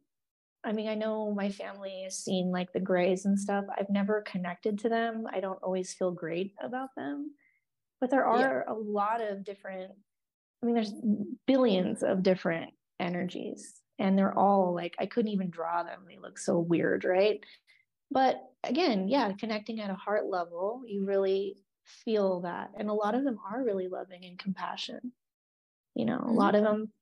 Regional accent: Oregon, United States; moved away; I'm from Oregon

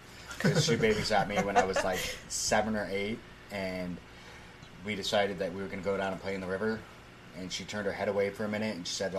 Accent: United States; as Americans, they hate us.

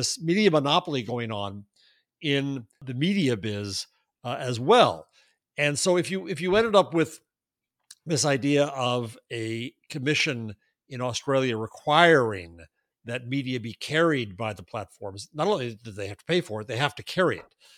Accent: United States; I am an American

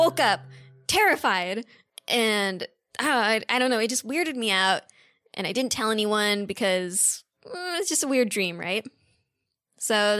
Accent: Redondo Beach, California, United States; I'm from Redondo Beach, California

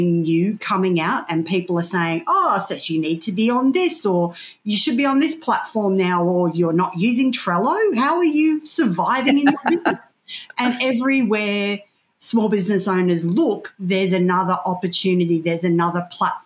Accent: Casino, New South Wales, Australia; being a kid growing up in Casino

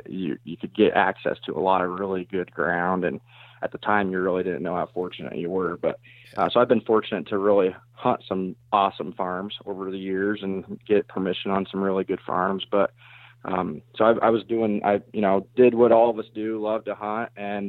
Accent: Iowa, United States; So I'm from South Central Iowa. I actually live just outside of Knoxville.

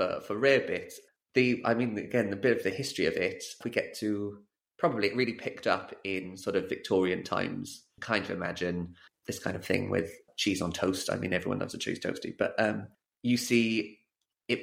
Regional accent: South Wales near Cardiff, United Kingdom; also born or lived in Spain; I'm from South Wales near Cardiff

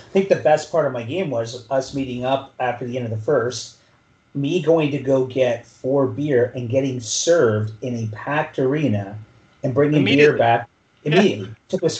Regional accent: Sault Ste. Marie, Ontario, Canada; now in Phoenix, United States; Born and raised in Sault Ste. Marie

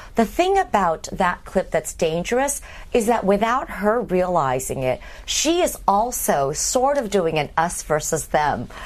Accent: Berkeley, California, United States; moved away as an adult; also born or lived in Indiana, US (Midwest) / East Coast, United States; I grew up seven years in the Midwest, and then I my father moved to Berkeley, so I grew up. I spent seven years in high school there

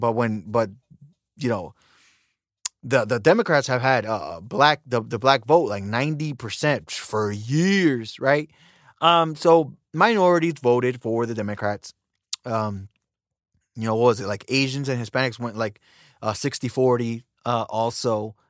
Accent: United States; I was born in America

